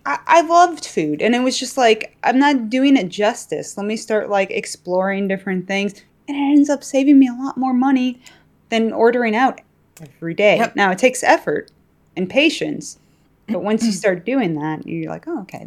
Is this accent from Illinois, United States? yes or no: yes; Chicago, Illinois, United States; Yes, I am.